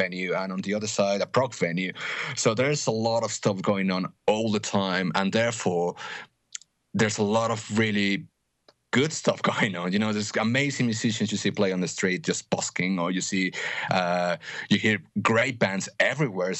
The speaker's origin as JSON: {"language": "English", "region": "Mexico City", "country": "Mexico", "tie": "born or raised there", "also_born_or_lived": "United Kingdom", "said": "I grew up here in Mexico, and then when I was 18, I moved to the UK."}